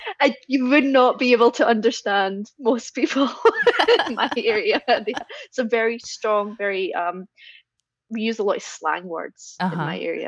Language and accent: English; central Scotland, United Kingdom; I'm from central Scotland, mm-hmm. and we have actually a varied accents in central Scotland.